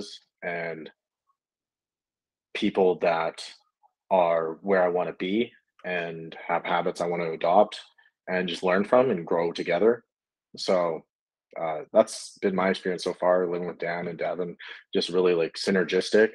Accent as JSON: {"language": "English", "town": "Kelowna", "region": "British Columbia", "country": "Canada", "tie": "born or raised there", "moved": "as an adult", "lives_now": "Austin, United States", "said": "I was in Canada. I'm a Canadian. I say A a lot, fucking A. I love my maple syrup. But yeah, I was in Kelowna, BC. I was born and raised there"}